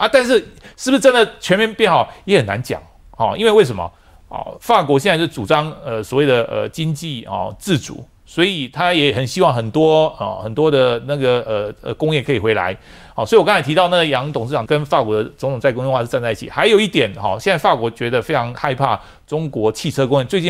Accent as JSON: {"language": "Chinese", "country": "Taiwan", "also_born_or_lived": "France", "first_language": "Taiwanese Hokkien", "said": "哎，对比中文，但是我我想想想在跟我讲台语啊，我是先讲台语哈，然后再讲法文。"}